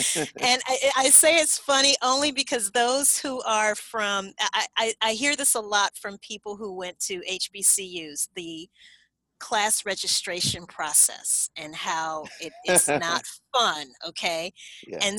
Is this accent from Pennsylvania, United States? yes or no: no; Baton Rouge, Louisiana, United States; I was born and raised in Baton Rouge, Louisiana.